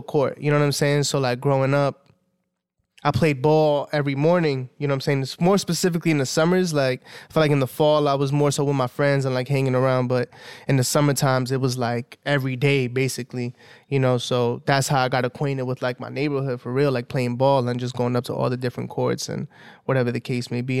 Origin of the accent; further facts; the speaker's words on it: New York City, New York, United States; I grew up in Southside, like in Williamsburg